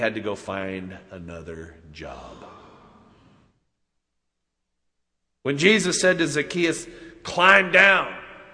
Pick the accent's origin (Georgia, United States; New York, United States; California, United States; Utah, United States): Utah, United States; Salt Lake City; growing up in Utah